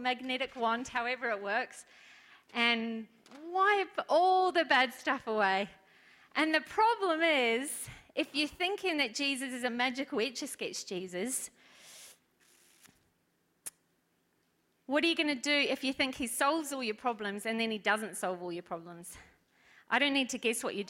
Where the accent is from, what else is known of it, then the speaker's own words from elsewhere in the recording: New Zealand; moved away; I'm from New Zealand